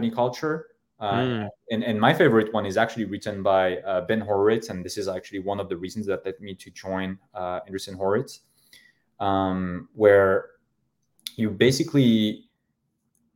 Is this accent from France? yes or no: yes; Paris, Île-de-France, France; I'm French, but I'm from Paris. I'm from, you know, the 18th district.